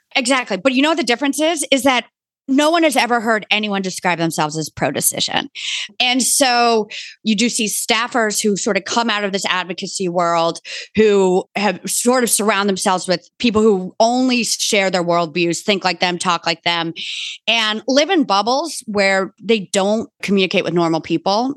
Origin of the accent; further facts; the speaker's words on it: Bronxville, New York, United States; I grew up in Bronxville, New York